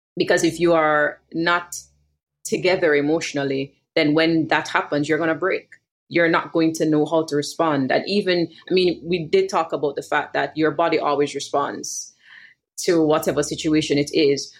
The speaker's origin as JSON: {"language": "English", "country": "Jamaica", "said": "a millennial Jamaican woman living in Kingston"}